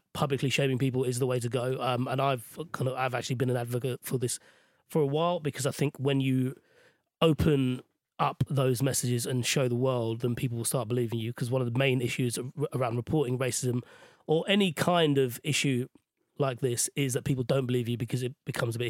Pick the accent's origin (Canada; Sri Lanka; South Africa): Sri Lanka; now in United Kingdom; Sri Lanka, where I grew up